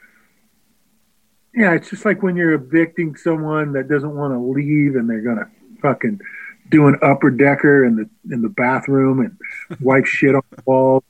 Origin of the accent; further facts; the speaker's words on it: Scotland, United Kingdom; because I am a Scottish, right? I think I want to leave my country.